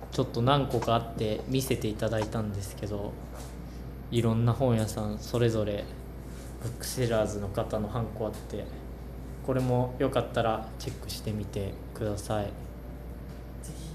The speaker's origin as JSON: {"language": "Japanese", "town": "Ueda", "region": "Nagano", "country": "Japan", "tie": "born or raised there", "said": "僕は生まれも育ちも上田"}